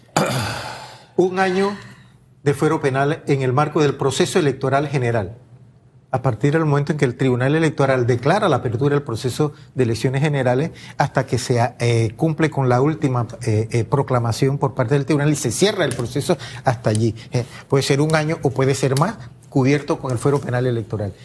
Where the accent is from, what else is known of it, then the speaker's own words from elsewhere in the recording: La Chorrera, Panamá Oeste, Panama; soy originario de Panamá Oeste, Chorrera, Panamá